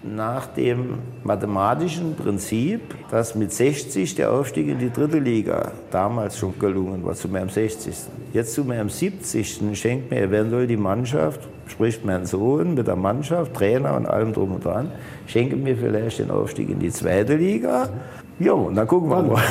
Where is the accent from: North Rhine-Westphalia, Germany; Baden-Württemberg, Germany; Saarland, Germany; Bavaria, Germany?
Saarland, Germany; Elversberg; in meinem Heimatort